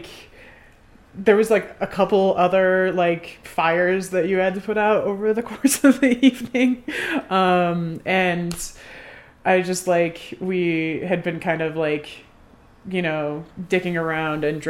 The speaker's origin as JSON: {"language": "English", "town": "Denver", "region": "Colorado", "country": "United States", "said": "I'm from Denver."}